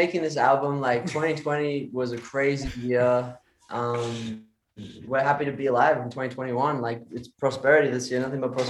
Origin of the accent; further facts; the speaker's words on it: Australia; I'm from Australia, I meant to say.